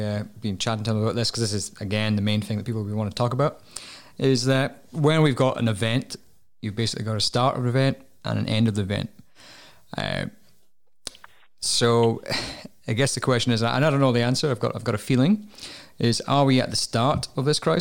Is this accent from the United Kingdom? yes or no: yes; Scotland, United Kingdom; I am Scottish